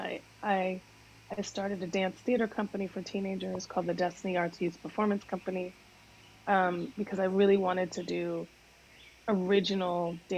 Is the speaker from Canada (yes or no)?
yes; Canada; moved away as an adult; also born or lived in Bahamas; now in United States; And I grew up in Canada, in the Bahamas, and then came to the States when I was 19. So three countries, you know, in 20 years